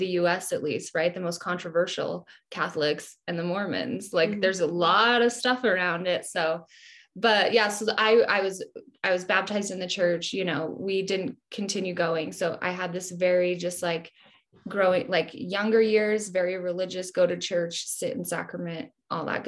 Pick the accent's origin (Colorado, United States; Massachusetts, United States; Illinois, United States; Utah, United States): Utah, United States; I'm from Utah.